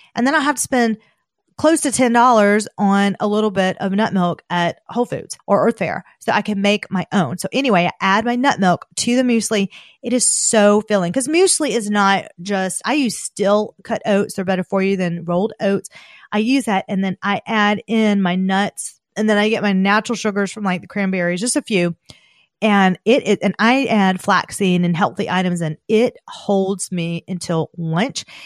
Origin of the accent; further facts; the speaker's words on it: the South, United States; I'm from the South